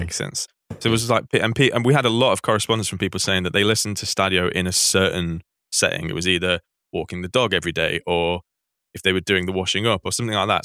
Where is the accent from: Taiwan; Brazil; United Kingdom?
United Kingdom; Manchester, North West England; I grew up in Manchester.